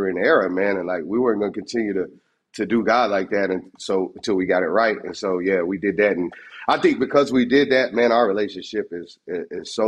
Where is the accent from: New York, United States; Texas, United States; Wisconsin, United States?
Texas, United States; I'm from Texas.